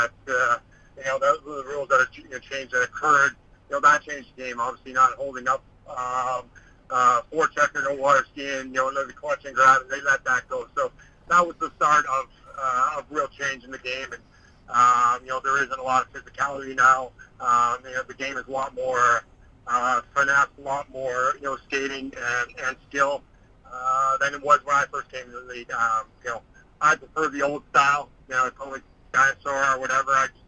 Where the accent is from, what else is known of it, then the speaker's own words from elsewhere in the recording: Saskatchewan, Canada; I'm Canadian from Saskatchewan